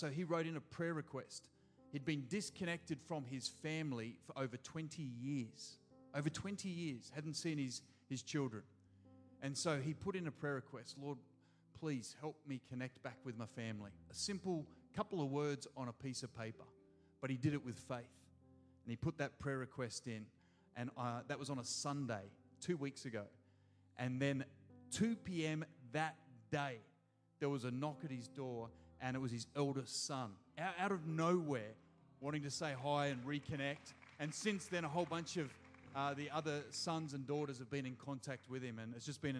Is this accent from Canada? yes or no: no; Gold Coast, Queensland, Australia; I'm from the Gold Coast